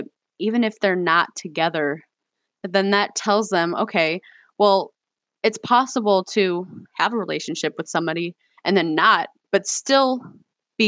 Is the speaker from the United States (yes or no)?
yes; Cleveland, Ohio, United States; I grew up in Cleveland, probably not the safest place to grow up